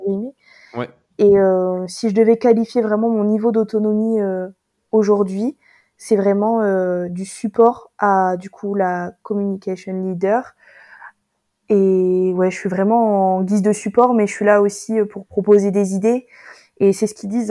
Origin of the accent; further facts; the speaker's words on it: Toulouse, Occitania, France; moved away; also born or lived in north of France; je suis née ici à Toulouse